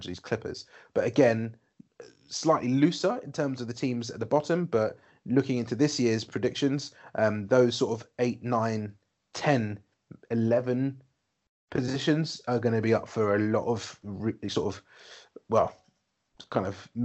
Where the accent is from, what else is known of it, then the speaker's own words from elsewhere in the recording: United Kingdom; we're British and we grew up watching football